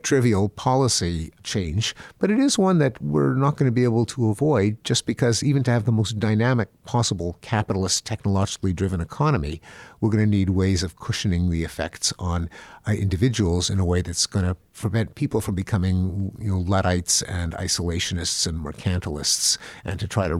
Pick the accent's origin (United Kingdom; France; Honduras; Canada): Canada; Well, I'm from Canada.